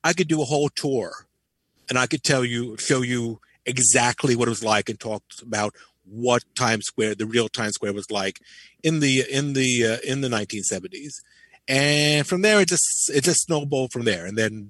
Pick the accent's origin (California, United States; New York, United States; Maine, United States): New York, United States; Nyack; moved away as an adult; now in Chelsea, New York City, United States; I was born in, much to my shame, I was born and raised in Nyack, New York.